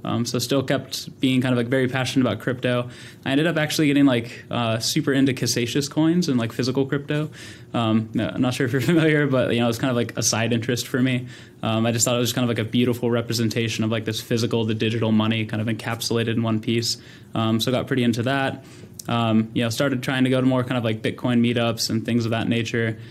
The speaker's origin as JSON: {"language": "English", "town": "Sacramento", "region": "California", "country": "United States", "tie": "born or raised there", "said": "grew up in Sacramento, California, um, born and raised"}